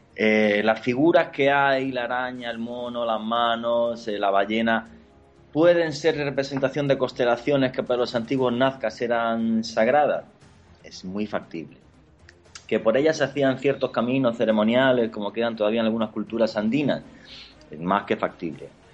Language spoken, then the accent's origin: Spanish; Granada, Andalusia, Spain; Granada, que es mi tierra